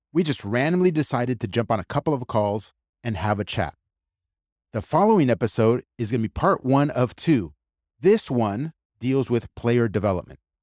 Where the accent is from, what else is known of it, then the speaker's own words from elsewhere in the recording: United States; my entire family and extended families from Argentina, I mean, I was born and raised in the United States